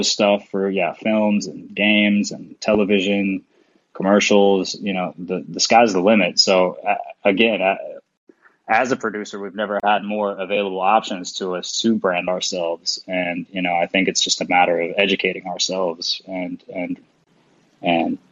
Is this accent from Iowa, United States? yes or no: no; Nashville, Tennessee, United States; moved away as an adult; now in Europe; I'm from Nashville, Tennessee